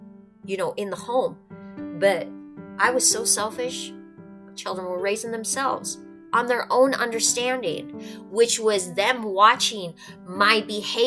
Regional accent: North Dakota, United States; I'm from North Dakota. I'm Norwegian and Spanish and a little bit of everything else in between.

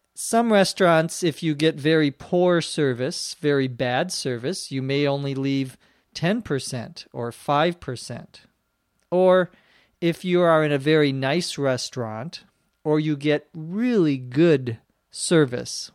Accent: Minnesota, United States; now in Los Angeles, United States; back to my home state, back to Minnesota to visit my parents

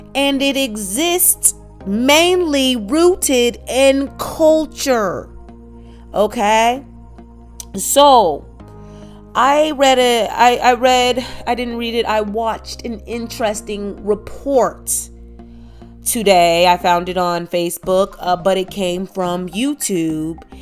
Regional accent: Midwest, United States; first language English; we're both Americans, we both grew up in America in our different cities. You know, uh, we we grew up uh, in different states, but the Midwest.

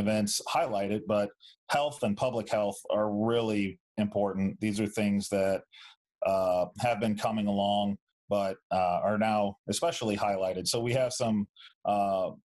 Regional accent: St. Louis, Missouri, United States; moved away as an adult; now in Tempe, United States; I went from living in the same room my entire life, growing up there in St. Louis

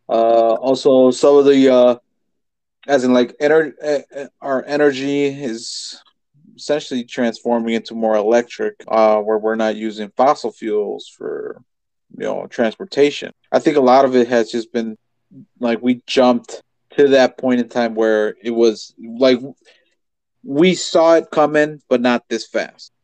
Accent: United States; We're just American

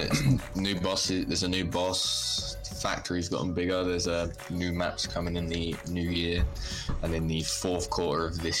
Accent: England, United Kingdom; I'm 23. I'm English, obviously.

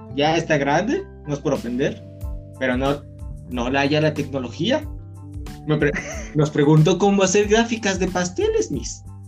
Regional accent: Mexico; nosotros somos mexicanos, de donde viene el mariachi, los borrachos

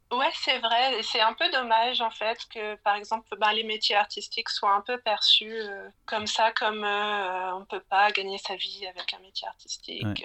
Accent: Plougasnou, Brittany, France; moved away as an adult; also born or lived in Lille; now in Berlin, Germany; je suis née à Lille et j'ai ensuite grandi dans un petit village breton euh, qui s'appelle Plouganou.

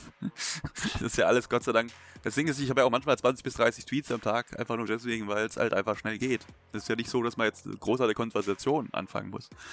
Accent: Baden-Württemberg, Germany; als Schwabe

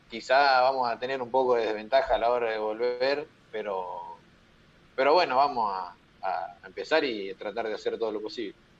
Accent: Lobos, Buenos Aires Province, Argentina; Yo soy de Lobos

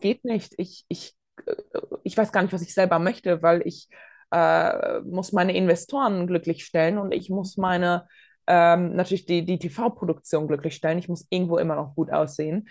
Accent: Bonn, North Rhine-Westphalia, Germany; moved away; also born or lived in Latvia; Ich bin selbst äh, in Bonn zur Schule gegangen

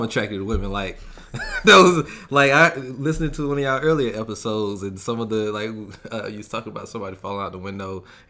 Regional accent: Albany, Georgia, United States; now in California, United States; From Albany, Georgia.

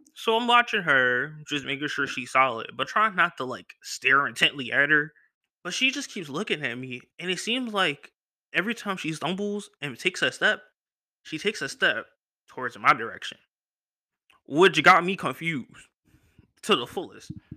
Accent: Philadelphia, Pennsylvania, United States; I'm from Philly

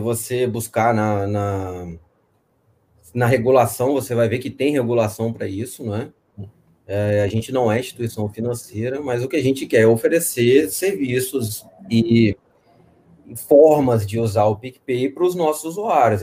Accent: Espírito Santo, Brazil; also born or lived in Minas Gerais; eu sou do Espírito Santo. Tô, nasci em Minas, mas estou aqui no Espírito Santo desde criança

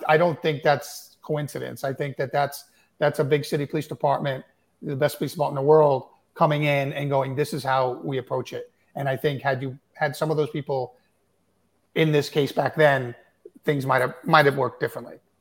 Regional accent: Suffolk County, Long Island, New York, United States; I grew up in Suffolk County, and you know, I grew up in the in the '60s and '70s in Suffolk County

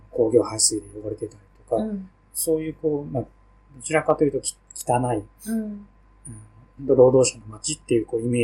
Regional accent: Katsushika, Tokyo, Japan; 一応下町と言われるエリアに育ってきて、

